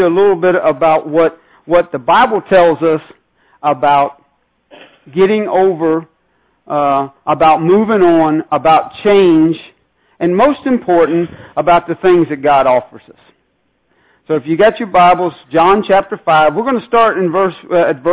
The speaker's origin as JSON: {"language": "English", "region": "Northern Virginia", "country": "United States", "said": "I'm from the Northern Virginia area"}